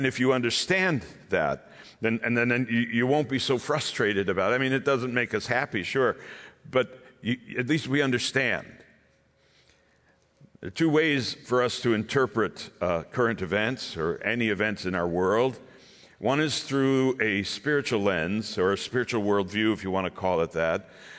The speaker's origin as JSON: {"language": "English", "town": "Vineland", "region": "New Jersey", "country": "United States", "said": "I am in from Vineland, New Jersey. It's in the south. We're nowhere near the ugly part. We are in the country, we're actually in the country, but we're close enough to Philadelphia."}